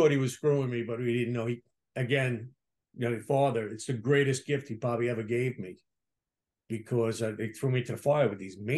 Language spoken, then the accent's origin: English; Staten Island, New York, United States; Staten Island boy, which Staten Island was all cop, fireman, sanitation.